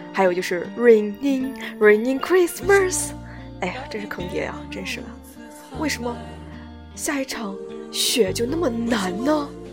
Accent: Henan, China; 作为一个河南人

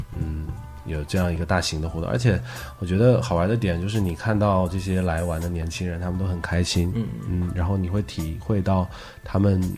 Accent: Wuhan, Hubei, China; 特别是作为武汉人，我们在二零二零年上半年

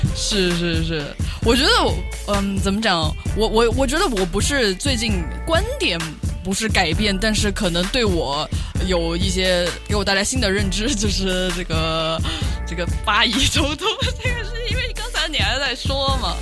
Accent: Pengzhou, Sichuan, China; moved away; 大家都知道我的老家是彭州

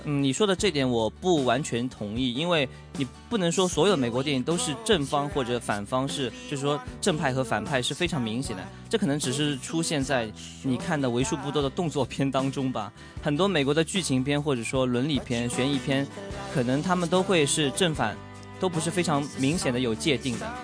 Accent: Ningbo, Zhejiang, China; 它的取景地就是在我的家乡宁波

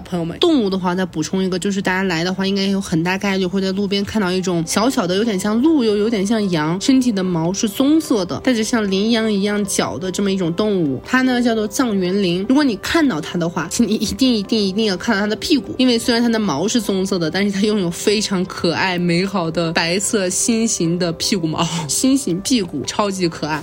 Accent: Xinjiang, China; now in Beijing, China; 我现在住在北京，也算北方，并且小的时候也在新疆长大

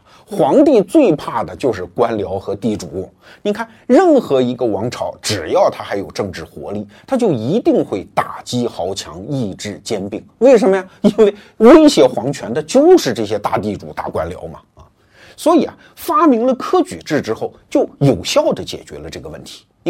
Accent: China; 我们中国人

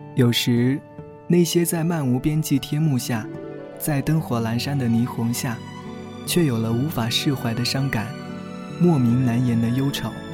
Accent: southern China, China; 作为南方人的我

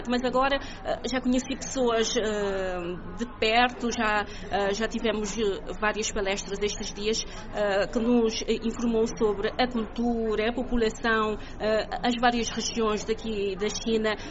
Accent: Santo Antão island, Cape Verde; moved away as an adult; now in Praia, Cape Verde; neste momento trabalho na cidade da Praia, sou da Ilha de Santo Antão, mas trabalho na cidade da Praia uh, desde 2011

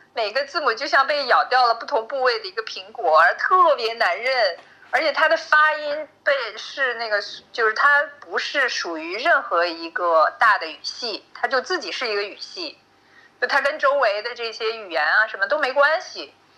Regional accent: Shanxi, China; moved away as an adult; also born or lived in United States; now in Georgia; 我小时候，就是在山西长大的时候

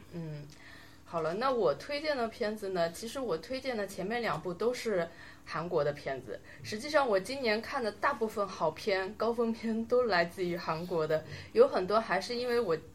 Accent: China; 就是我们中国人去看

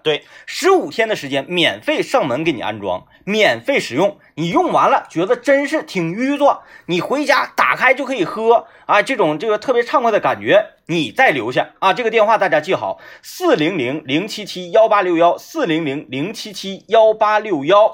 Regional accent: Wangou, Jilin, China; moved away; 我小的时候在我的故乡啊，漫沟儿。漫沟儿，嗯。啊，白山地区

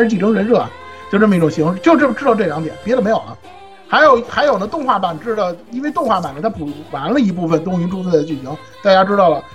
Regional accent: China; 我们中国人

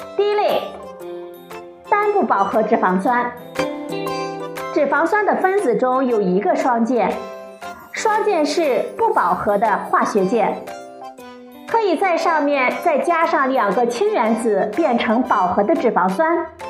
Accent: China; 我们中国人厨房里必不可少的一种食材

